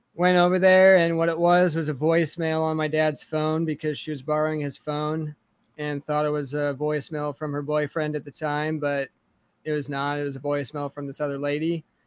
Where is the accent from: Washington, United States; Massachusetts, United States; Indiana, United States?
Washington, United States; Kennewick; also born or lived in Connell, Washington; I grew up in Washington State